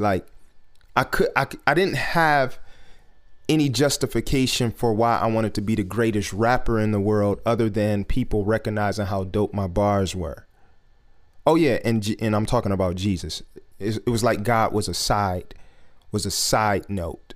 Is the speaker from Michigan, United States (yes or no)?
yes; Detroit, Michigan, United States; just growing up in Detroit and growing up around industry people here in Detroit